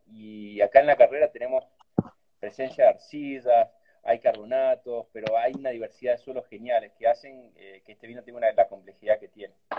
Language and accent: Spanish; Cafayate, Salta, Argentina; y allí nací en Cafalate, en un pueblito chiquitito, me crié ahí